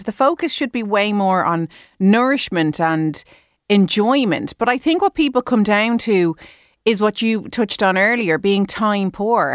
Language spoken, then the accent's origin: English; Ireland; we're Irish